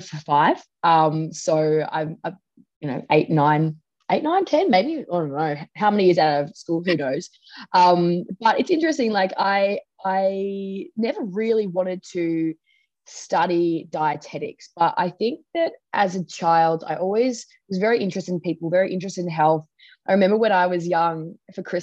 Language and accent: English; Tasmania, Australia; growing up in Tassie, most of my life